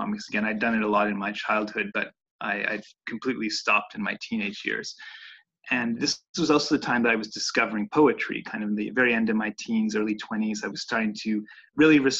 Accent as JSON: {"language": "English", "town": "Montreal", "region": "Quebec", "country": "Canada", "tie": "born or raised there", "also_born_or_lived": "Italy", "said": "I'm an illustrator based in Montreal, and I was born in Montreal"}